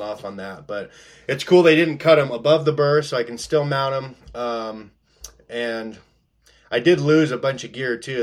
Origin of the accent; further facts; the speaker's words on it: Post Falls, Idaho, United States; moved away as an adult; now in Alaska, United States; I grew up in North Idaho.